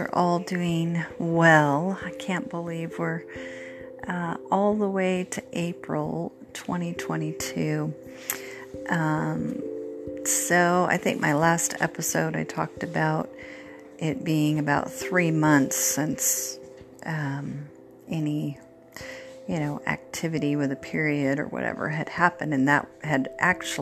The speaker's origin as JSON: {"language": "English", "region": "Oregon", "country": "United States", "tie": "born or raised there", "moved": "yes", "said": "I grew up in Oregon, my husband as well"}